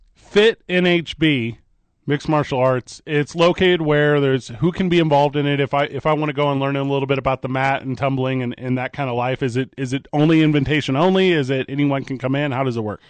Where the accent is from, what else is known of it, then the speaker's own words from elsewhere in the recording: Midwest, United States; now in Albuquerque, United States; I grew up in the Midwest